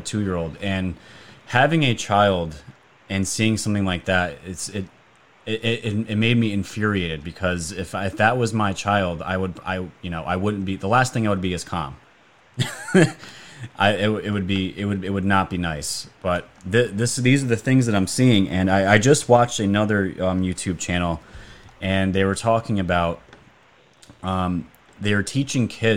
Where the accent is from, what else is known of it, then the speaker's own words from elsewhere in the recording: New York, United States; I'm from New York